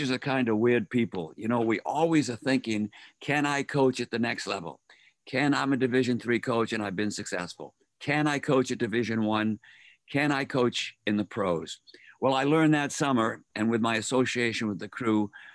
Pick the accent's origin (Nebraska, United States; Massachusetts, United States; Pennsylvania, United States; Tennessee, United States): Massachusetts, United States; Boston; moved away as an adult; now in Ohio, United States; I'm from Boston